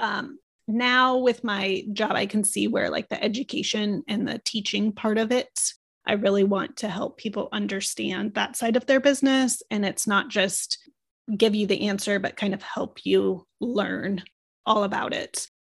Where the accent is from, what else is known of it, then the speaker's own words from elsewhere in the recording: Omaha, Nebraska, United States; I was a city girl in, growing up in Omaha, Nebraska